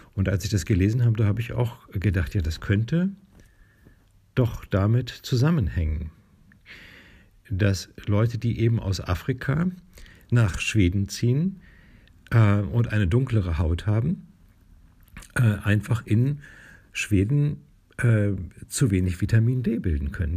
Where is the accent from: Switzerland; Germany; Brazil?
Germany; Northern Germany; hier bei uns in Norddeutschland